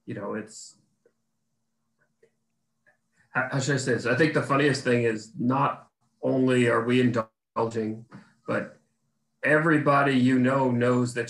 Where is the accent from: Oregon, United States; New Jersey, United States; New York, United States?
New York, United States; New York City; moved away; I'm from Brooklyn and that's where I was born and grew up